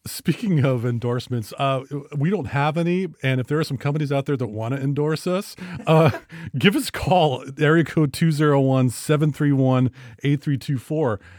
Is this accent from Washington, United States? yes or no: yes; Bellingham, Washington, United States; we're from Bellingham and Waukeen County.